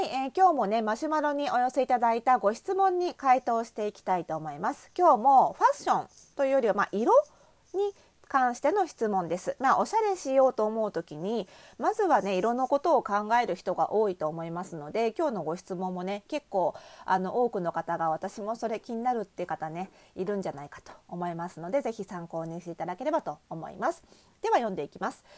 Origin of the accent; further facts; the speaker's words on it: Kanagawa, Japan; 私の出身地の湘南